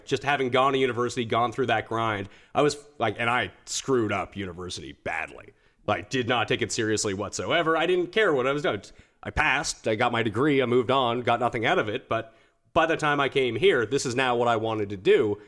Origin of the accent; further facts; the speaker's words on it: Halifax, Nova Scotia, Canada; also born or lived in Montreal / Calgary; now in Toronto, Canada; I'm from the East Coast. I'm from Halifax.